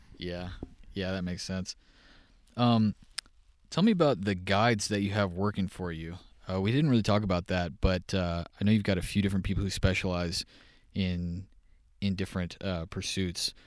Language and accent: English; Texas, United States; moved away; growing up in Texas